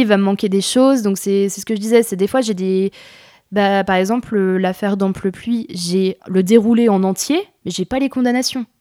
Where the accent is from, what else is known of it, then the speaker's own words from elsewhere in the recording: Jura, Bourgogne-Franche-Comté, France; suis du Jura de base. Du coup, j'aimerais bien travailler aussi sur la Franche-Comté, qui est ma région d'origine